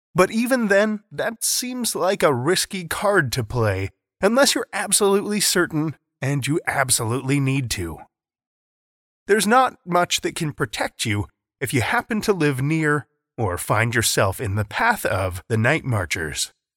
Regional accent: Saskatoon, Saskatchewan, Canada; my hometown of Saskatoon

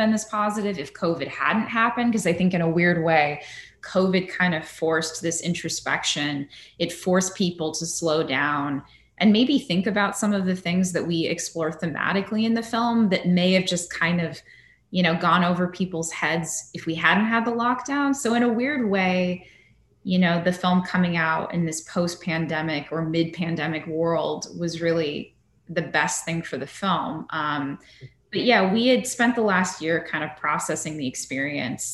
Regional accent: Northern California, United States; I'm from Northern California

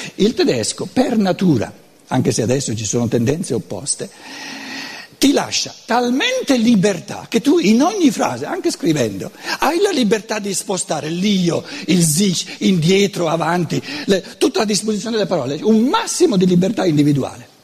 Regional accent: Brescia, Lombardy, Italy; accent: Brescian Lombard; first language Lombard (Brescian); Italian is a second language; la mia lingua materna non è l'italiano, eh, lo devo sempre sottolineare, è il lombardo, che è tutta un'altra cosa, il bresciano anzi

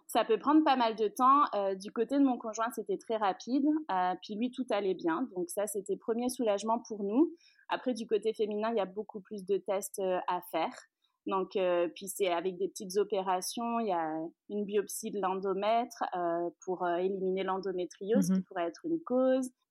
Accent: France; moved away as an adult; also born or lived in Rive-Sud of Montreal, Canada; now in Montreal, Canada; je suis française, on s'est expatrié ici

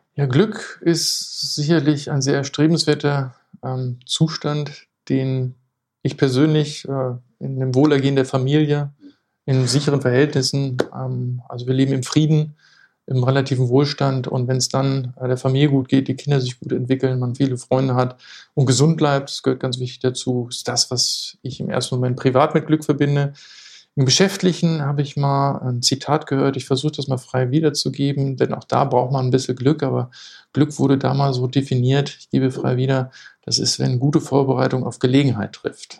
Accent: Lower Saxony, Germany; moved away as an adult; now in Hamburg, Germany; bin gebürtiger Niedersachse

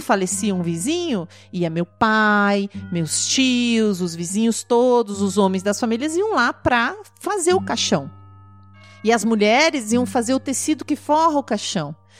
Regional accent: interior of Rio Grande do Sul, Brazil; Eu sou do interior do Rio Grande do Sul

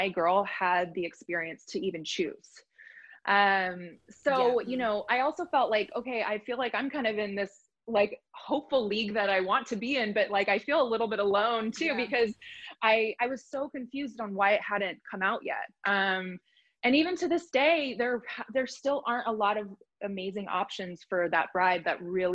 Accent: Bay Area, San Francisco area, California, United States; now in Los Angeles, United States; I currently reside in Los Angeles, but I'm from the Bay Area, like San Francisco area

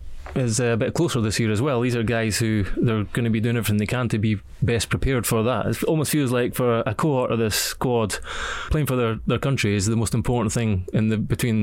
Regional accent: Scotland, United Kingdom; it made me quite sad as a Scotsman

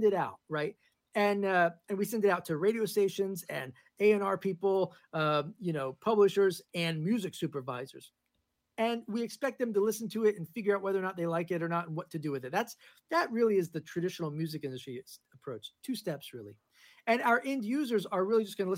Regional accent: New York, United States; moved away as an adult; also born or lived in Los Angeles; now in Nashville, United States; I live in Nashville now. I lived in LA for a long time. I'm originally from New York.

